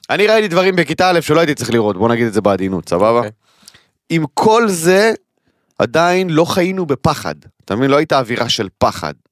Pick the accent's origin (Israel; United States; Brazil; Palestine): Palestine; Kiryat Arba, West Bank; אני גדלתי בקריית ארבע, אוקיי? קריית ארבע למי שלא מכיר, אה, אה, צמוד לחברון, כל האזור של ההתנחלויות שם, הר חברון, כל המקום הזה.